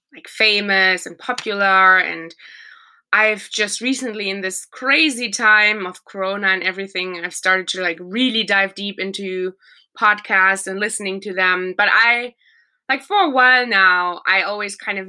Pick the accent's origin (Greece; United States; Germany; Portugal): Germany; from Germany.